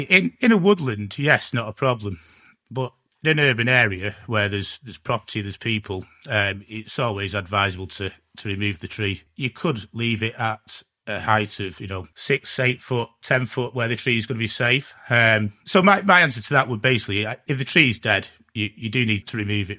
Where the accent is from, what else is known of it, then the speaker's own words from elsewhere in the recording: Glossop, East Midlands, United Kingdom; I'm from Glossop